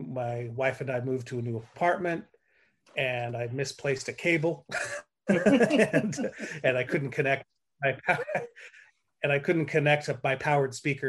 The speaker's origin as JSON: {"language": "English", "region": "central coast of California", "country": "United States", "tie": "born or raised there", "said": "my hometown I grew up in on the central coast of California"}